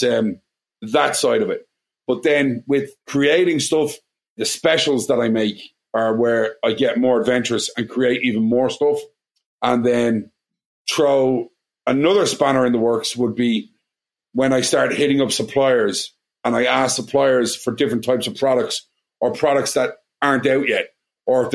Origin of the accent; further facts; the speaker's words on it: Ireland; accent: Irish; moved away as an adult; now in Washington, D.C., United States; are you Irish? And I'm going, yeah